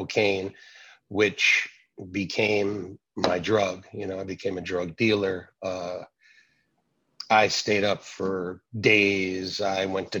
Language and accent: English; North Brunswick, New Jersey, United States; I was born in North Brunswick, New Jersey, which just happens to be the place where my church is.